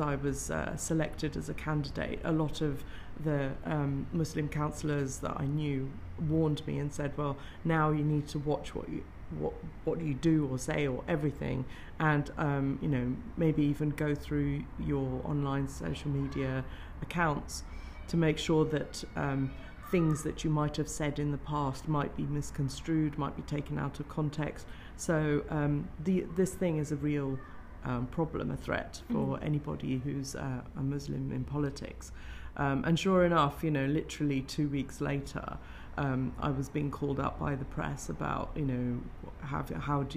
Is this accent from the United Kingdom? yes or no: yes; Greenford, London, United Kingdom; growing up in Greenford, we had a lot of the, at that time, we had skinheads who used to hang